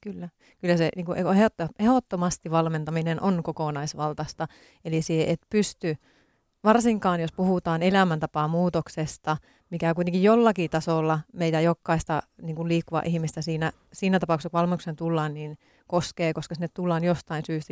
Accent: Tornio, Lapland, Finland; moved away as an adult; now in Helsinki, Finland; mä olen Torniosta kotoisin

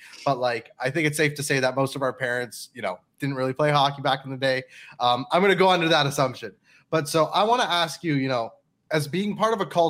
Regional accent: Pakistan; And I'm Pakistani and Christian.

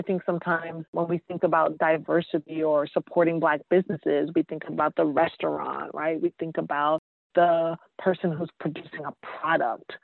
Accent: New York City, New York, United States; moved away; also born or lived in Georgia / Massachusetts; I'm originally from New York, East Elmhurst. Shout out to Queens.

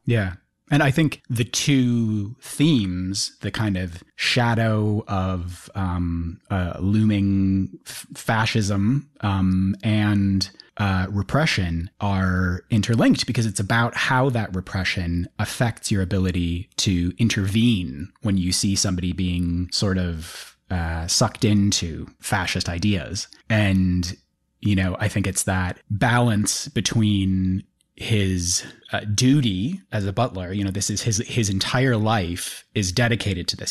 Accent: United Kingdom; I'm a British citizen

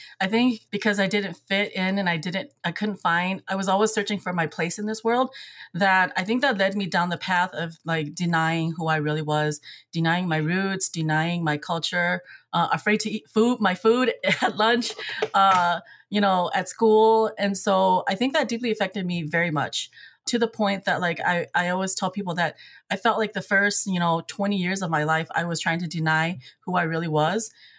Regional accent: Eau Claire, Wisconsin, United States; the racism that I felt like growing up in Eau Claire, the injustices, there was really no protection.

